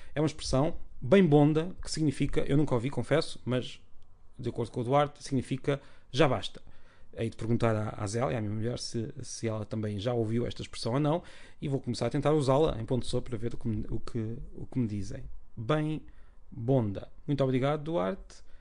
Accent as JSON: {"language": "Portuguese", "town": "Peniche", "region": "Centro", "country": "Portugal", "tie": "born or raised there", "said": "em Peniche, na minha terra, eu usaria mal enjorcado"}